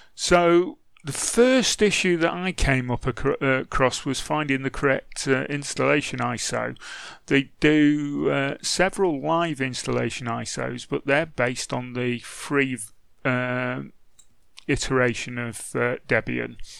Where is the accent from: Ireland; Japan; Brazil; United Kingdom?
United Kingdom; England; I'm English